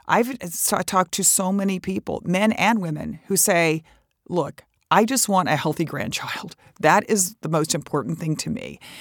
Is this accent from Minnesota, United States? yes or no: no; Texas, United States; I come from Texas